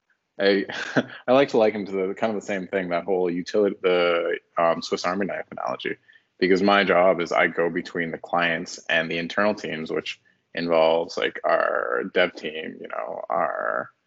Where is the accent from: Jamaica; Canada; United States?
Canada; Toronto, Ontario; moved away as an adult; also born or lived in Halifax, Nova Scotia; I'm from Ontario